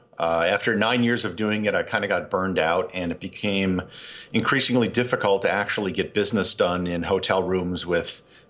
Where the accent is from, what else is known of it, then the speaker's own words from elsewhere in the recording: Appleton, Wisconsin, United States; I grew up in Wisconsin, a town called Appleton. It's about 20, 30 minutes from Green Bay.